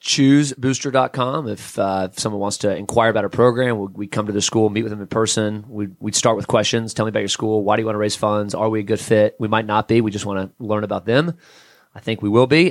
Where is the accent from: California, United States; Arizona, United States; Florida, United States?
Florida, United States; South; now in Atlanta, United States; I grew up in South Florida originally